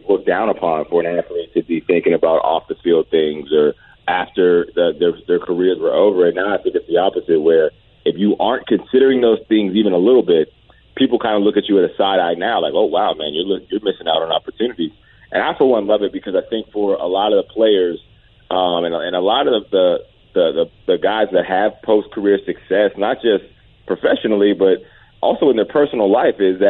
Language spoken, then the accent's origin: English; Johnstown, Pennsylvania, United States; I got my own day in my hometown, kind of a hometown hero situation. I come from a very small football town, man, and, you know, whenever I made the NFL, a couple people behind the scenes pulled some strings